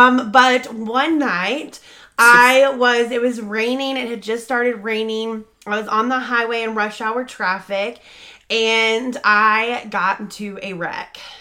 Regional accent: North Richland Hills, Texas, United States; North Richland Hills. That's my hometown

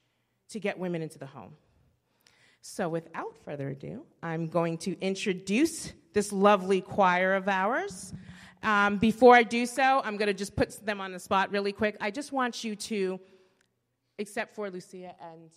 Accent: Boston, Massachusetts, United States; I am actually from Boston

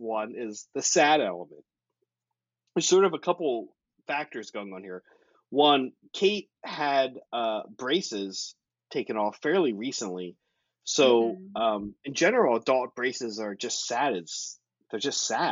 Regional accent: East Coast, United States; now in Bay Area, United States; I'm from the East Coast

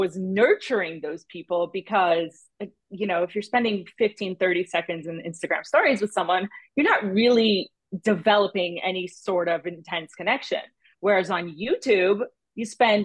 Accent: Brazil; moved away; also born or lived in United States; I was living in my hometown back in Brazil. So I had, you know, grown up, done all the things in the US, gone back to Brazil.

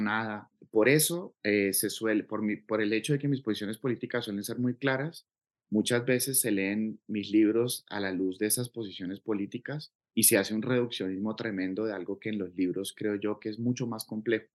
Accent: Cauca, Colombia; yo crecí aquí en el Cauca

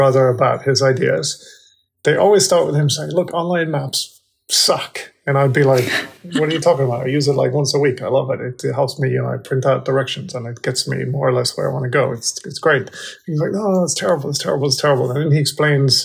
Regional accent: Denmark; moved away as an adult; also born or lived in California; I was born and raised in Denmark

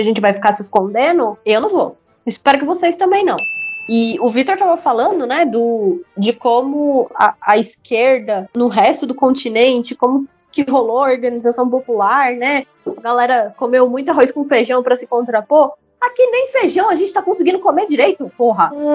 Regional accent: Brazil

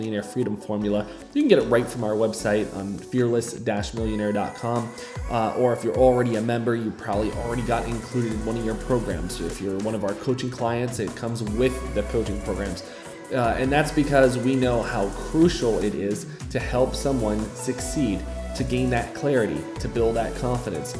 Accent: Fall River, Massachusetts, United States; moved away as an adult; now in Uganda; settled into Fall River, Massachusetts, where I grew up, if you haven't noticed about my accent yet

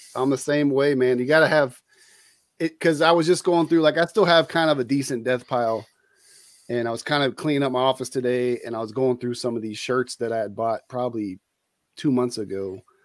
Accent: Bay Area, California, United States; moved away as an adult; also born or lived in San Leandro, California / Oakland, California / Hayward, California / El Cerrito, California; I grew up in the Bay Area in California. Uh, I was born in San Leandro

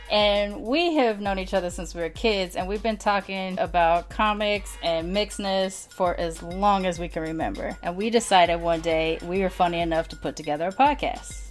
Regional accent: United States; I was born in the United States

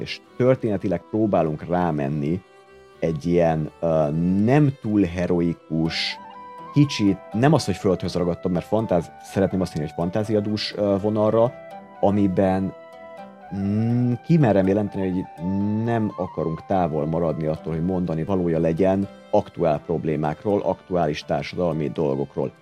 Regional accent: Hungary; born or raised there

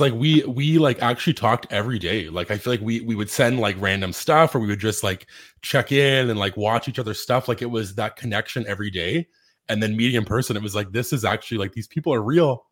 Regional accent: Canada; we're also Canadian

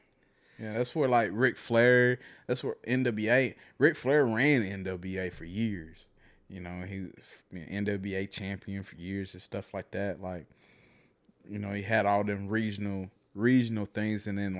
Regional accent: the South, United States; You know, growing up in the South, it's like, it was prevalent.

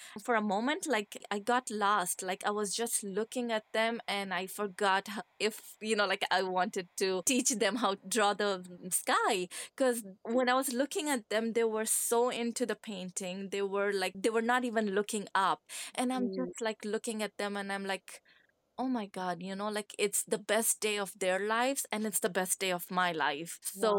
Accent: Kandahar, Afghanistan; English is a second language; also born or lived in Scotland; now in Ottawa, Canada; I'm from Kandahar.

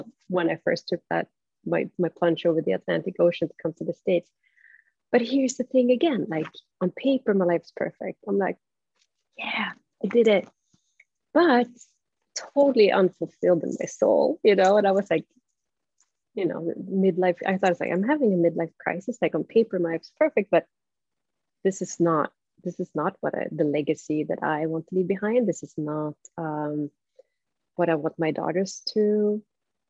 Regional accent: Stockholm, Stockholm County, Sweden; English is a second language; moved away as an adult; I'm from Stockholm

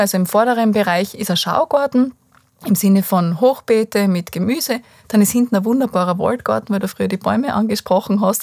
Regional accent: Styria, Austria; bei uns in der Steiermark ist ja ganz viel Lehmboden

